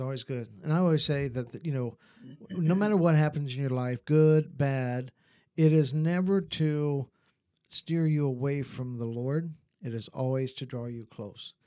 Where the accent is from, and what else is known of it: Ohio, United States; born or raised there; moved away as an adult; also born or lived in North Carolina / Virginia / West Virginia